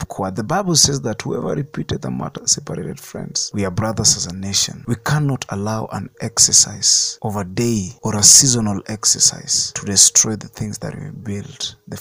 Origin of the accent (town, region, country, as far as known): Kenya